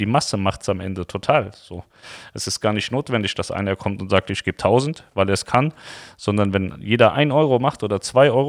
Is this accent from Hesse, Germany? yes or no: yes; Hesse, Germany; Wir kommen ja eigentlich auch aus Hessen.